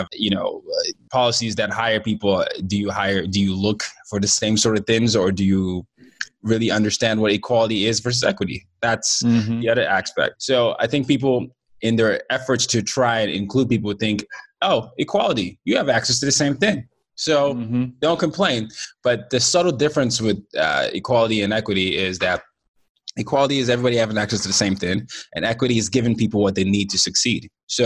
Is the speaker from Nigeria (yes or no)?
yes; Nigeria; and I'm Nigerian, and you know, I'm from the Yoruba tribe